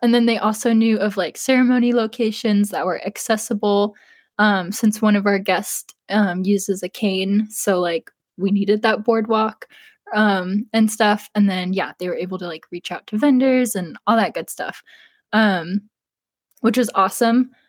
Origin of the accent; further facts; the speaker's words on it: East Coast, United States; I'm not from the West Coast, I'm from the East Coast